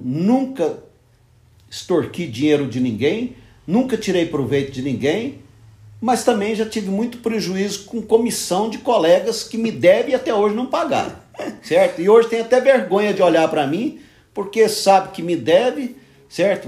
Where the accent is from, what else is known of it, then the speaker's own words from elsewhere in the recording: Anápolis, Goiás, Brazil; moved away; also born or lived in São Paulo / Palmas, Tocantins; eu sou anapolino, nascido e criado na Praça do Emanuel